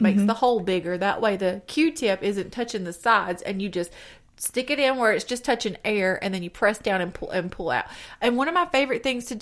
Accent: the South, United States; accent: southern; my southern accent

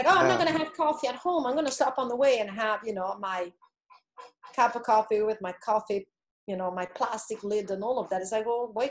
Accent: DR Congo; I grew up in the Congo. Remember, my mom had a metal box with two glass syringes and metal needles.

